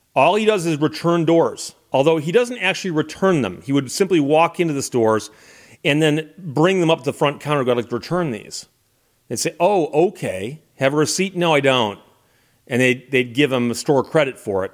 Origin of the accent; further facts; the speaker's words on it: Birmingham, Michigan, United States; when I was growing up in Birmingham, Michigan